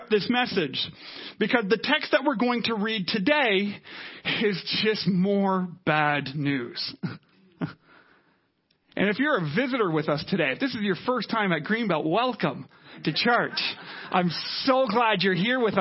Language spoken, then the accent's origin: English; Canada; we're Canadian